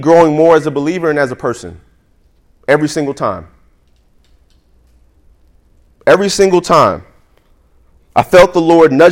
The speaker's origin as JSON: {"language": "English", "region": "New York", "country": "United States", "said": "I'm from New York"}